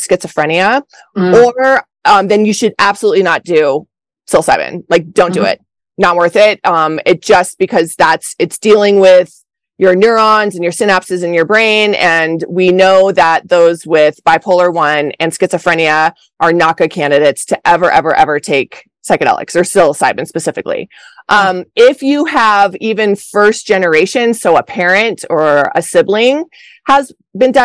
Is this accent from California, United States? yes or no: no; Colorado, United States; moved away; also born or lived in Los Angeles; I'm from Colorado